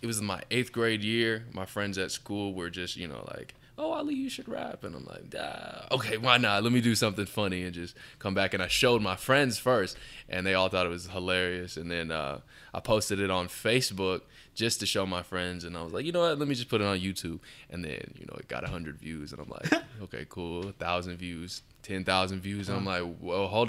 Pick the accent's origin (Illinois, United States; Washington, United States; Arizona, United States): Arizona, United States; Peoria; also born or lived in Surprise, Arizona; I grew up in Peoria. I went to Peoria Elementary, and I've always been in that area.